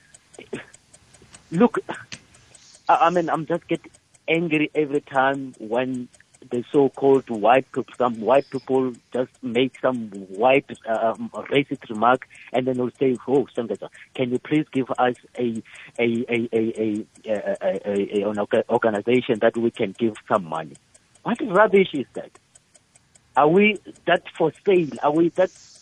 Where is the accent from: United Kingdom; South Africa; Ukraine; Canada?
South Africa; South African